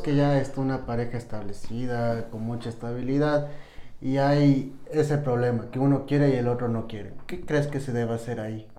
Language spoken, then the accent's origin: Spanish; Quito, Pichincha, Ecuador; tengo 28, nací en Quito igual